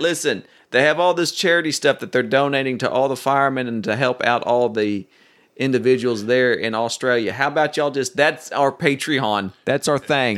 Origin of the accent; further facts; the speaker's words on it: Oklahoma City, Oklahoma, United States; I grew up near Tinker Air Force Base in Oklahoma City